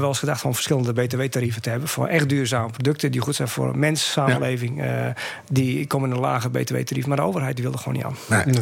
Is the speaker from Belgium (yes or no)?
no; Groningen, Netherlands; also born or lived in Friesland; ik kom uit Groningen